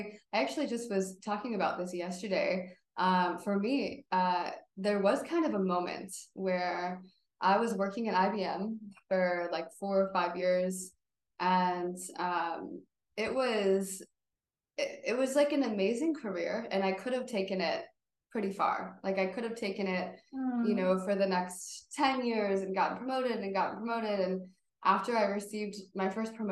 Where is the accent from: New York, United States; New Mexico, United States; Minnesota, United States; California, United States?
New York, United States; Buffalo; I grew up in Buffalo